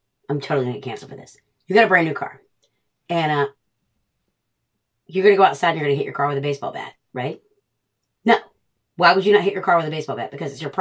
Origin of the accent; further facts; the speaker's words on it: Charleston, South Carolina, United States; I'm from Charleston, South Carolina